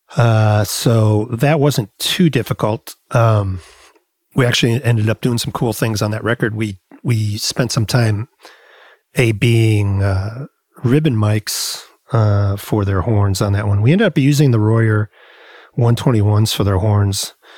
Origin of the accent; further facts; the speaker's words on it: Rockford, Illinois, United States; also born or lived in Chicago, Illinois; I grew up in Rockford, Illinois, which is about 90 miles west of Chicago